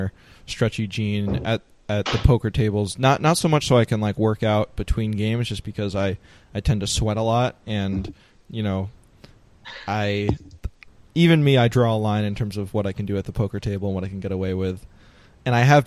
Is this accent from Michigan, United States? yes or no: no; New York area, United States; I'm from the New York area